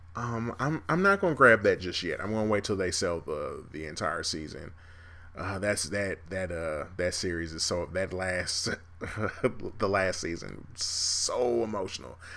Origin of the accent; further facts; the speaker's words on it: Kansas City, United States; I'm from Kansas City.